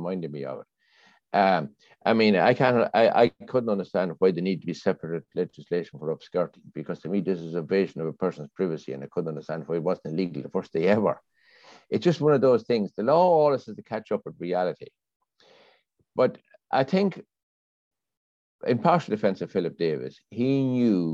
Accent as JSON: {"language": "English", "country": "Ireland", "tie": "born or raised there", "moved": "yes", "lives_now": "London, United Kingdom", "said": "I grew up in Ireland, you see, in the 60s"}